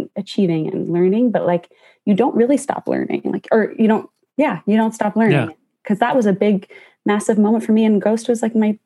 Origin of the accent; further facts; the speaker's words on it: just outside of Toronto, Ontario, Canada; moved away; I grew up just outside of Toronto